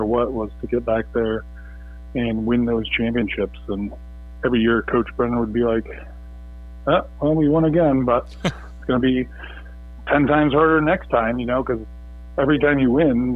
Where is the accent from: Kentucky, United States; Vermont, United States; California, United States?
Vermont, United States; born and raised in Vermont